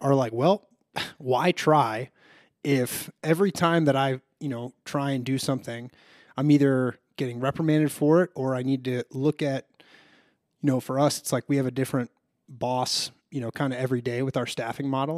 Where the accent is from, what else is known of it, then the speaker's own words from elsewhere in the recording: Chicago, Illinois, United States; moved away; I'm originally from Chicago